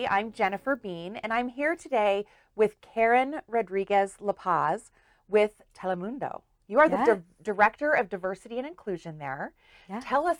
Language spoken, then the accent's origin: English; Kansas, United States; moved away; I moved here 25 years ago from Kansas.